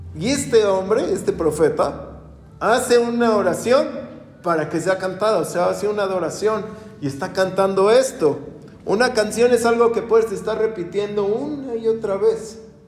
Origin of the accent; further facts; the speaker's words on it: Mexico; Nunca nos hemos puesto, ni como mexicanos